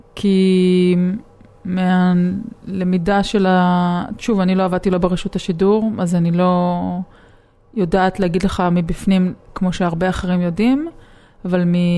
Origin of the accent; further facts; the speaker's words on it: Israel; אני עיתונאית מישראל